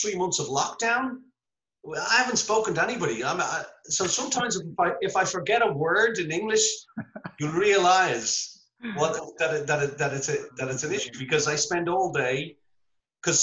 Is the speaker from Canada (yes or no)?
no; Dublin, Leinster, Ireland; I'm from Temple Hogan